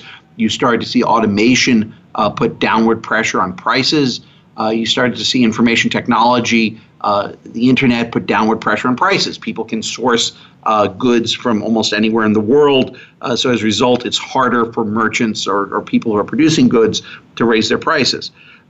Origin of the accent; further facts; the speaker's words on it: Chicago, Illinois, United States; I grew up in the Chicago area.